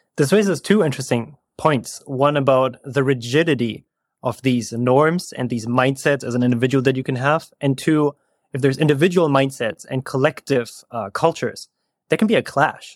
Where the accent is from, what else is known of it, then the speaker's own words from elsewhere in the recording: Germany; moved away as an adult; also born or lived in Berlin, Germany; now in California, United States; I am from Germany originally, and now I'm living in California